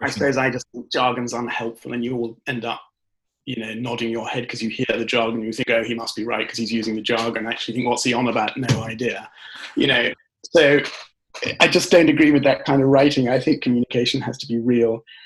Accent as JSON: {"language": "English", "country": "United Kingdom", "tie": "born or raised there", "said": "I'm British and um, I was raised largely in the UK"}